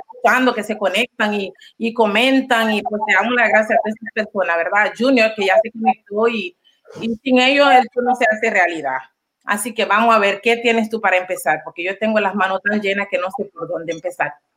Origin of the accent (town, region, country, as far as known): Panama